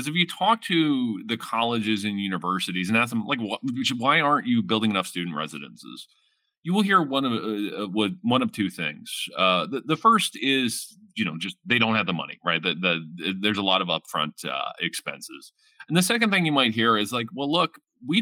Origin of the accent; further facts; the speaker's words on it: London, Ontario, Canada; I grew up in the Hamilton and Gore area out in the East End